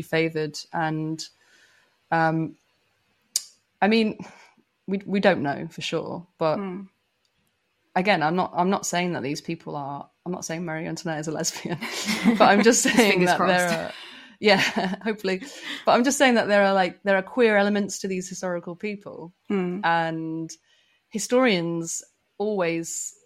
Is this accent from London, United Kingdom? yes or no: no; Manchester, North West England, United Kingdom; moved away as an adult; I grew up in Manchester in the UK, which is like notoriously gay friendly